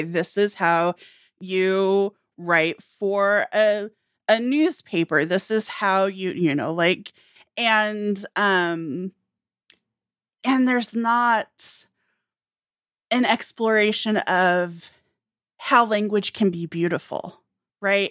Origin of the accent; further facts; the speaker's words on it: United States; rural America, which I can speak to, you know, my hometown was fewer than a thousand people.